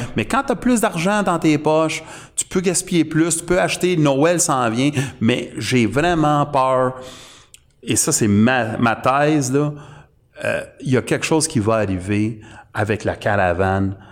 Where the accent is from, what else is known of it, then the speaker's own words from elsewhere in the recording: Canada; on est canadien